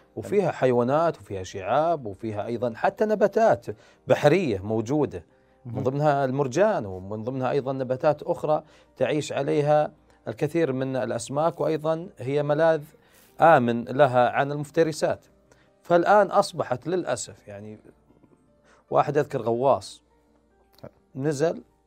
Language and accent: Arabic; Saudi Arabia; عندنا في السعوديه